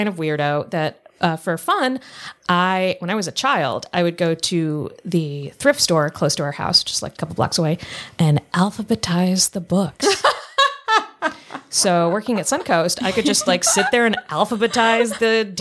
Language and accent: English; the South, United States; I'm from the South